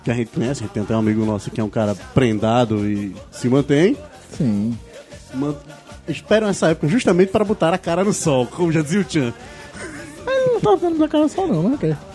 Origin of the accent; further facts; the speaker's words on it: Recife, Pernambuco, Brazil; Como nós somos de Recife